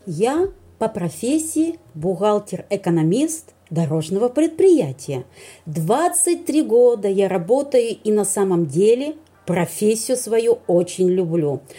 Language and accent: Russian; Vologda, Vologda Oblast, Russia; я из Вологды